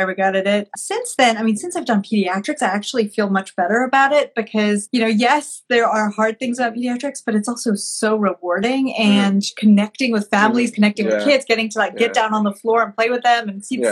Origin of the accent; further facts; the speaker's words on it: Malawi; moved away as an adult; now in United States; I grew up in Malawi, which is a small landlocked country in sub-Saharan Africa.